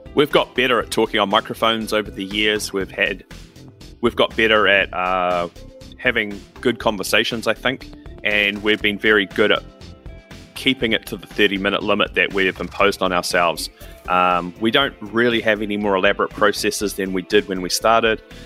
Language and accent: English; New Zealand; I'm from New Zealand